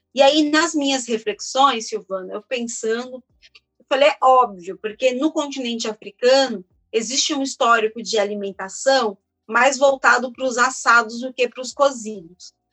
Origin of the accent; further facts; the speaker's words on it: São Paulo, Brazil; also born or lived in Feira de Santana, Bahia; sou baiana, mas eu fui criada aqui em São Paulo